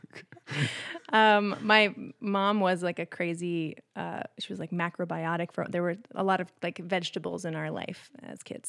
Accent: Maine, United States; I grew up in Maine

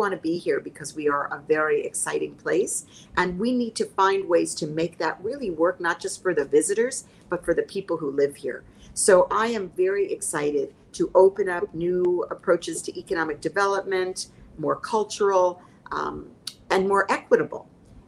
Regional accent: United States; I mean, because I think in growing up in the United States, so many of my peers didn't know any other world.

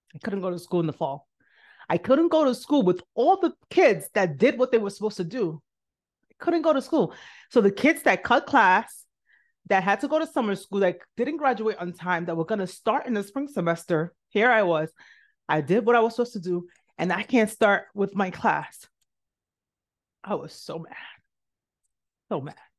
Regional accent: New York City, New York, United States; also born or lived in Nigeria; I grew up in the South Bronx

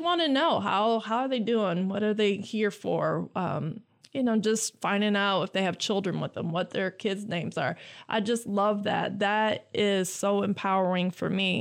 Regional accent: Lansing, Michigan, United States; I am from Lansing. I graduated from J W Sexton. I grew up on the West Side

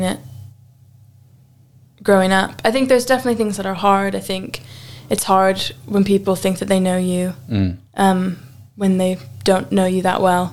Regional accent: United States; moved away as an adult; I'm American and I speak English

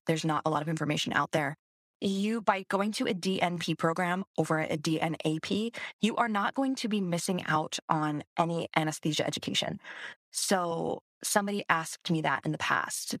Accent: Hawaii, United States; moved away; I'm from Hawaii

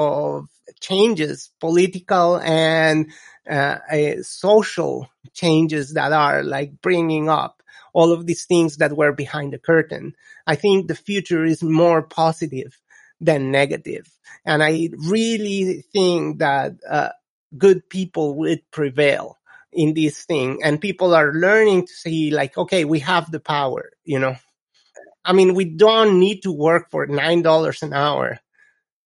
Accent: Colombia; English is a second language; now in United States; I come from Colombia, which is when I was growing up, it was a complete different environment.

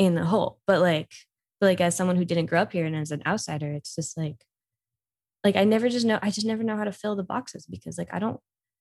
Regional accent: Israel; moved away as an adult; now in United States; growing up in Israel

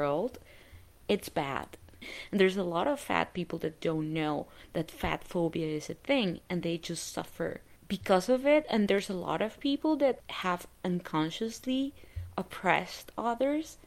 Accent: Colombia; moved away; I grew up in Colombia

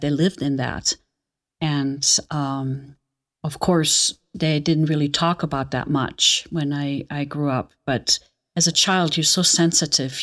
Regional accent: Aachen, North Rhine-Westphalia, Germany; moved away; also born or lived in Nuremberg; I was born in Nuremberg, but I don't remember much of that. And then I think it was a year and a half, my, um, mother and father, we moved back to my hometown, Aachen

